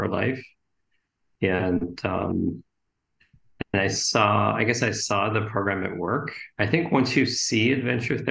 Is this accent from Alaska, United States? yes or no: no; Oak Park, Illinois, United States; I grew up in Oak Park